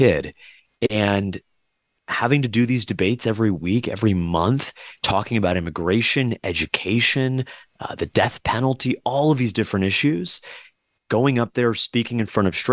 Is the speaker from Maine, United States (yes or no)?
no; South Florida, United States; Growing up in South Florida, too, with so many different families from South American, Latin American backgrounds